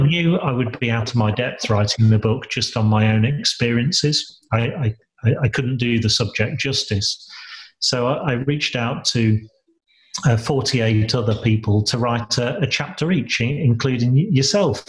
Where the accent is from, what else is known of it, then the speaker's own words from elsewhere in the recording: Lincolnshire, East Midlands, United Kingdom; moved away as an adult; also born or lived in Sheffield; I was born and bred in Lincolnshire